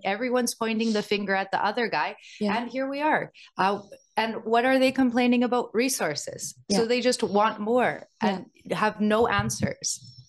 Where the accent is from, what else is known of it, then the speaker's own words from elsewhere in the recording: Canada; As a Canadian